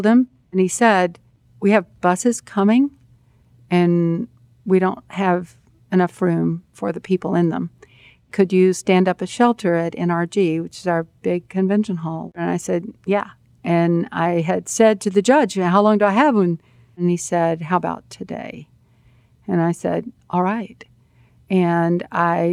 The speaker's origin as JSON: {"language": "English", "region": "Texas", "country": "United States", "said": "I'm from Texas"}